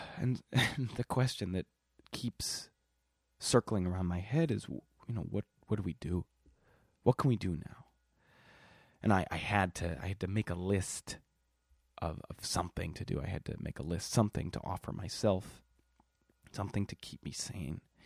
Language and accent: English; Milwaukee, Wisconsin, United States; moved away; I'm from Milwaukee, Wisconsin